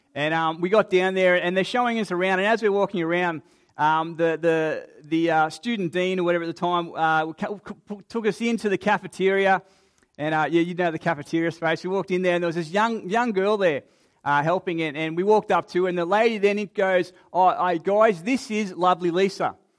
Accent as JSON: {"language": "English", "region": "Queensland", "country": "Australia", "tie": "born or raised there", "also_born_or_lived": "Sydney, Australia", "moved": "yes", "lives_now": "Adelaide area, Australia", "said": "being a Queenslander by birth"}